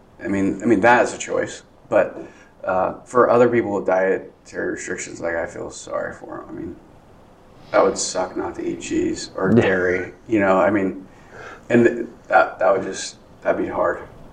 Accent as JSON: {"language": "English", "town": "Grinnell", "region": "Iowa", "country": "United States", "tie": "born or raised there", "said": "Yeah, my parents, I was born in Iowa City, and then my parents had the opportunity to buy this restaurant off of my great uncle, Sam"}